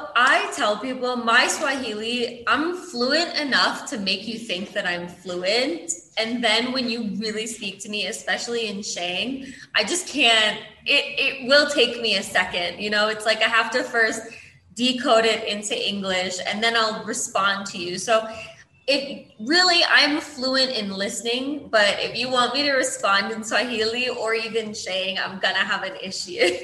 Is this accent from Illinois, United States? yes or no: yes; Illinois, United States; moved away as an adult; now in Kenya; I'm from Illinois